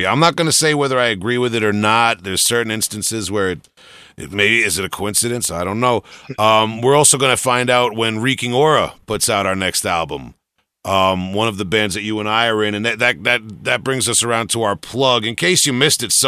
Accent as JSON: {"language": "English", "area": "Long Island", "region": "New York", "country": "United States", "accent": "Long Island", "said": "my Long Island accent"}